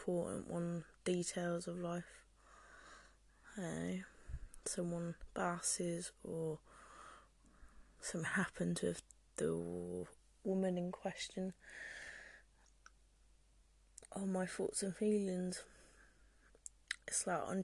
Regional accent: Oxford, South East England, United Kingdom; now in Cornwall, United Kingdom; I am from Oxford

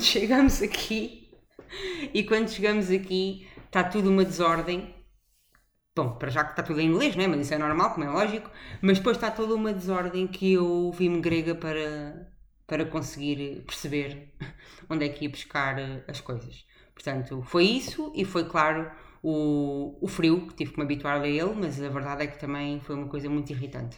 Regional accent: Portugal; moved away; sou portuguesa

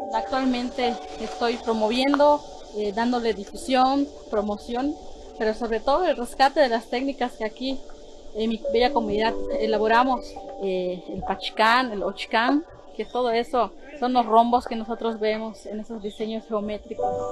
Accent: Xpichil, Quintana Roo, Mexico; soy originaria aquí de Espichil, del municipio de Felipe Carrillo Puerto

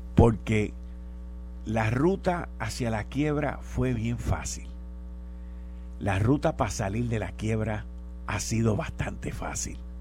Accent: Puerto Rico; nosotros tenemos en esta isla

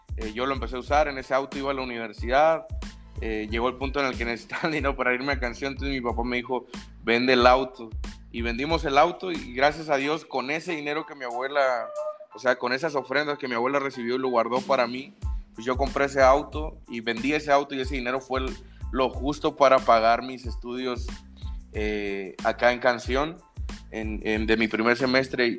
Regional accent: Sinaloa, Mexico; yo soy de, de Sinaloa, del estado de Sinaloa.

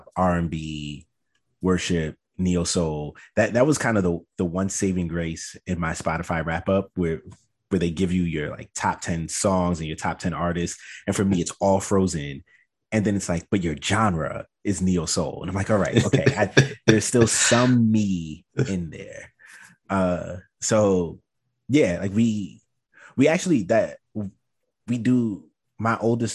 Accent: New York City, New York, United States; I was raised in Brooklyn

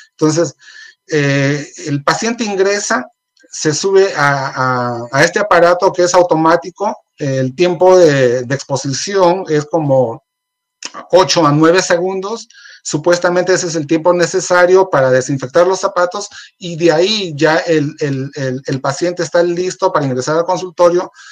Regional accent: Peru; moved away; hablo de Perú porque soy, soy de Perú

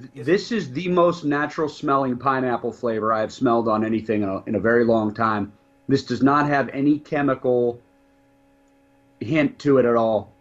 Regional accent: Ireland; I'm an Irishman

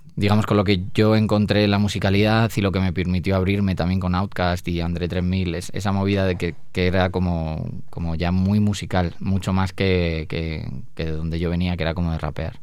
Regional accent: Spain

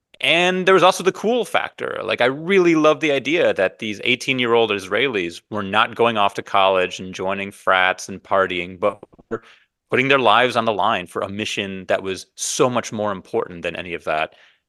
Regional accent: Evanston, Illinois, United States; I grew up in Evanston, Illinois. I would ride my bike to the Evanston Public Library and check out a record of his comedy and listen to it.

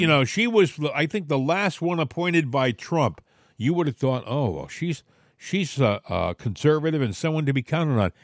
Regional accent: New England, United States; moved away; I came from New England

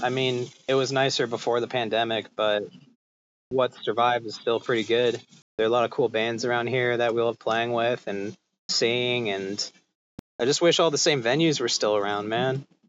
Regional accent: California, United States; now in Austin, United States; so I grew up in California

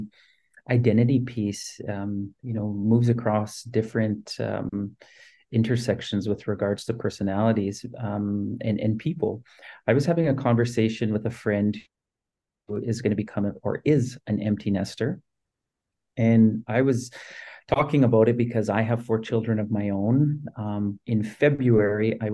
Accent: Saskatoon, Saskatchewan, Canada; as a kid growing up in Saskatoon

